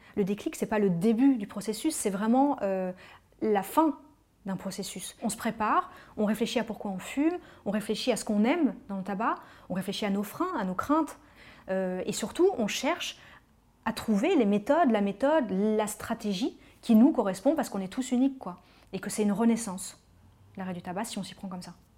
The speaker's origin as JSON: {"language": "French", "town": "Paris", "region": "Île-de-France", "country": "France", "tie": "born or raised there", "said": "Je suis parisienne, euh, j'ai toujours grandi à Paris"}